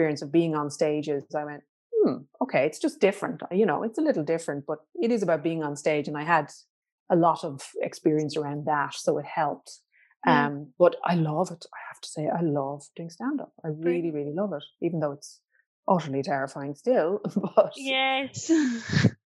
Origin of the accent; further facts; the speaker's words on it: Ireland; as Irish people